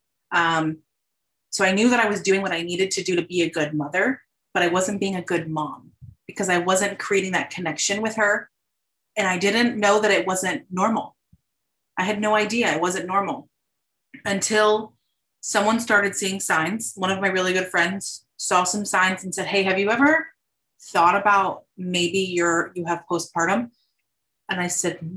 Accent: South Florida, United States; I'm born and raised Floridian

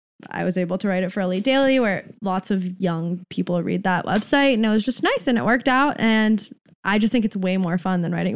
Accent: San Francisco, California, United States; moved away as an adult; now in New York, United States; I'm 26. I'm from San Francisco.

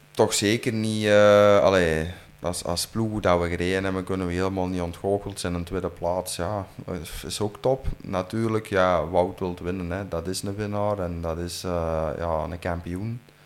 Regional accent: Flanders, Belgium; als Vlaming en als Belg

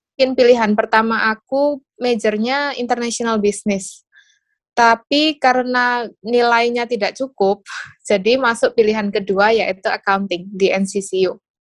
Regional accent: Surabaya, East Java, Indonesia; moved away as an adult; also born or lived in Taiwan / Dubai; asalnya dari Surabaya

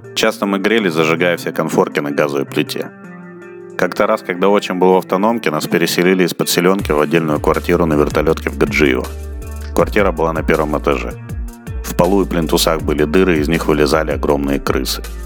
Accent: Murmansk Oblast, Russia; moved away; У меня детство прошло там, в Мурманской области

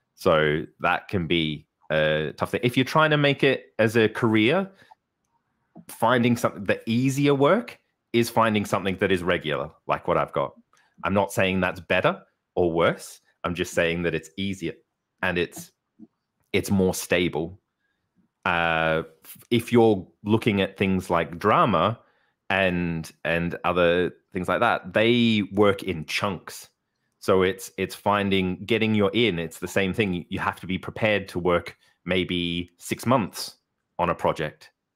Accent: Melbourne, Victoria, Australia; moved away as an adult; now in Darlington, United Kingdom; I was born in Melbourne, Australia, um, grew up there, uh, and studied there until, till I was twenty-three

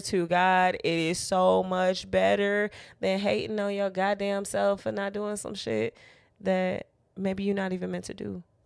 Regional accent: Chicago, Illinois, United States

